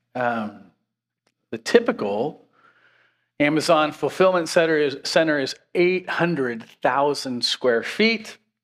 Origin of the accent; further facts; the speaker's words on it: Washington, United States; now in Pennsylvania, United States; I grew up in Washington State